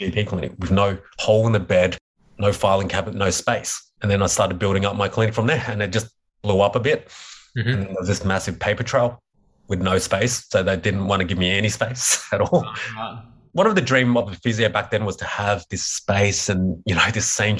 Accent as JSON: {"language": "English", "town": "Melbourne", "region": "Victoria", "country": "Australia", "tie": "born or raised there", "said": "I was brought up in Melbourne where the Australian Open was"}